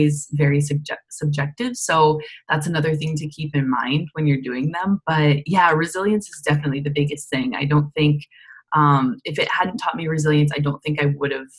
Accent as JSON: {"language": "English", "town": "DeWitt", "region": "Iowa", "country": "United States", "also_born_or_lived": "Alabama", "moved": "as an adult", "said": "I am originally from DeWitt, Iowa, so a small town over in Eastern Iowa."}